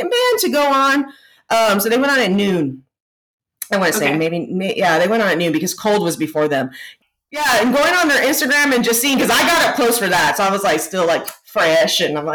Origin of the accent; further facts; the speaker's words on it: Texas, United States; We grew up in Texas